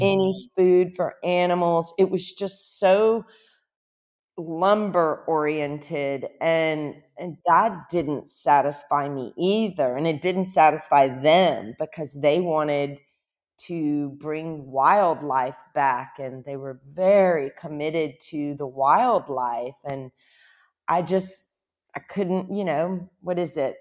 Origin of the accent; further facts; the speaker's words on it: Louisiana, United States; moved away as an adult; also born or lived in Lafayette, Louisiana; now in Costa Rica; I'm from Louisiana